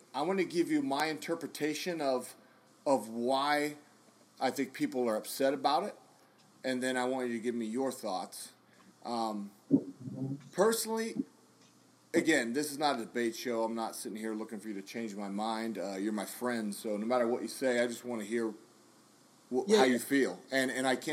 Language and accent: English; United States; as an American soldier